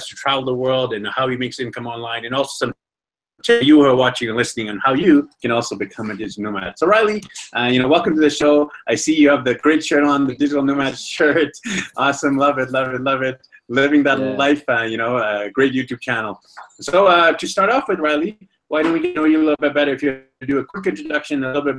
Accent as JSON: {"language": "English", "town": "Vancouver", "region": "British Columbia", "country": "Canada", "moved": "yes", "said": "I'm from Vancouver, BC, Canada"}